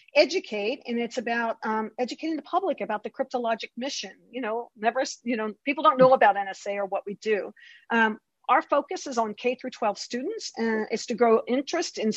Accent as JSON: {"language": "English", "town": "Baltimore", "region": "Maryland", "country": "United States", "tie": "born or raised there", "said": "I'm from Baltimore."}